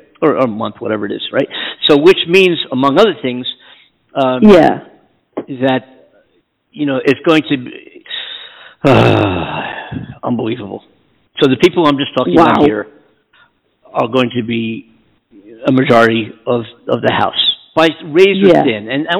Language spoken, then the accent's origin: English; Pennsylvania, United States; my home state of Pennsylvania